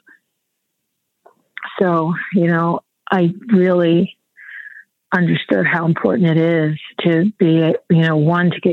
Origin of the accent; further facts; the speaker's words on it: Detroit, Michigan, United States; moved away; I grew up in Detroit, which was this real economic powerhouse for African Americans